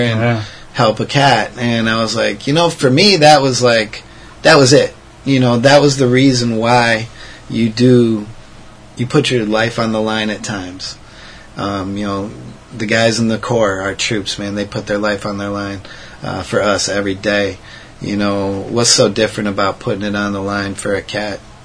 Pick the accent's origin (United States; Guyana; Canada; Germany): United States; I'm American-born citizen. I love America.